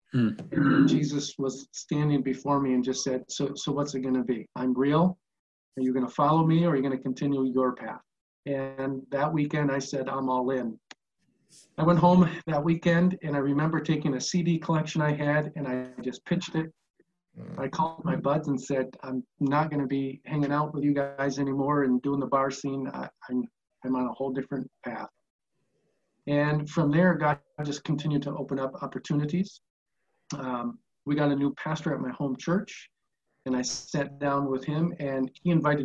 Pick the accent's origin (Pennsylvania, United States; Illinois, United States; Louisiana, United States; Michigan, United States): Michigan, United States; Holland; growing up in Holland, Zeeland area in West Michigan, grew up in a Christian family.